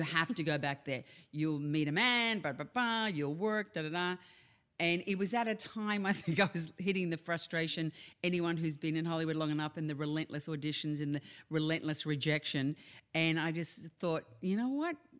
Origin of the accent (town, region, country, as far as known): Australia; accent: Australian; moved away